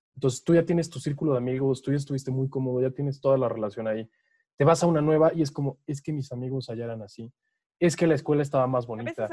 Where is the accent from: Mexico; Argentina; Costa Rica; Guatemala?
Mexico; como típicos mexicanos